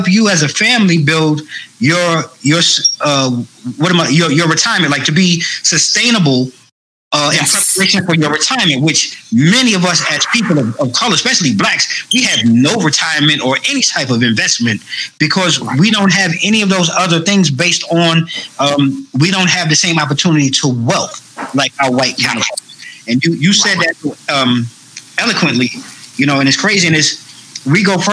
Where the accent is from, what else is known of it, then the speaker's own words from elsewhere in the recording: Long Island, New York, United States; I'm from Long Island